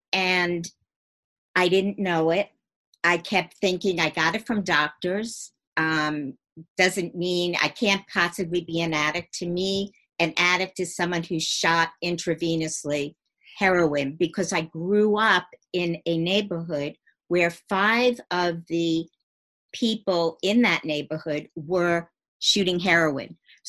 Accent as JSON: {"language": "English", "region": "New York", "country": "United States", "tie": "born or raised there", "said": "I grew up in Long Island. I lived in a nice home."}